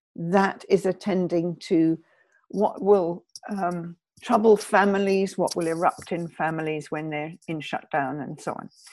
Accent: United Kingdom; I'm British

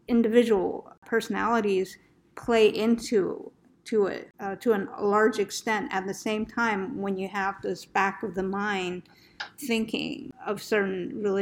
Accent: Northeast, United States; moved away; also born or lived in Arizona; I'm from the Northeast originally

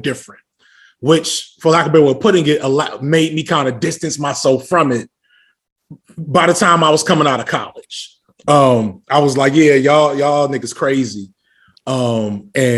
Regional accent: Chicago, Illinois, United States; I am originally from Chicago

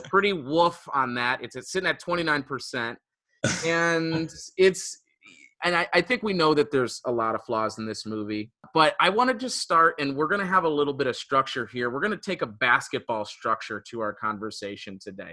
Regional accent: Detroit, Michigan, United States; I'm from Metro Detroit

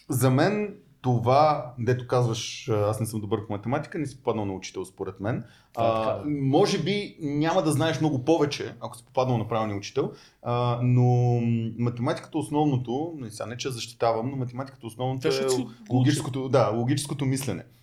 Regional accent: Gabrovo, Gabrovo Province, Bulgaria; born there; Аз поне съм роден в Каброво и не обичам да губя пари

